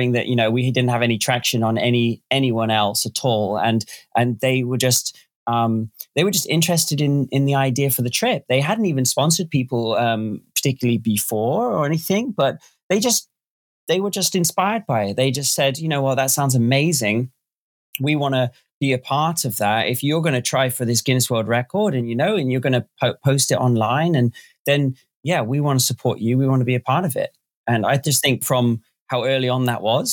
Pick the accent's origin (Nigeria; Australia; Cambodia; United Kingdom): United Kingdom; Northampton, East Midlands; moved away as an adult; a dealership in my hometown, Northampton, England, called Motorcycle World